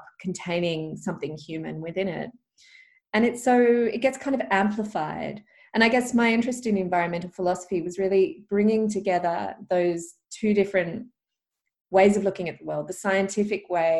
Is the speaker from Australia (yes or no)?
yes; Perth, Western Australia, Australia; also born or lived in Albany; we grew up in Perth, near the beaches.